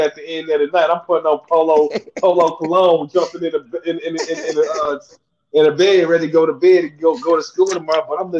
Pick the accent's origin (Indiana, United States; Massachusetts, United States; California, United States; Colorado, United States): Indiana, United States; I'm from Indiana. Like I'm right next door to Chicago.